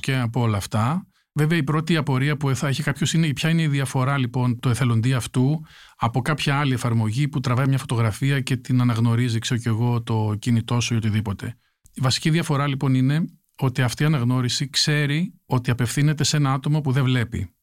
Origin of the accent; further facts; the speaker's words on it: a village in Chalkidiki, Central Macedonia, Greece; also born or lived in New York, United States; now in Athens, Greece; Ένα χωριό τη Βόρεια Ελλάδα, στη Χαλκιδική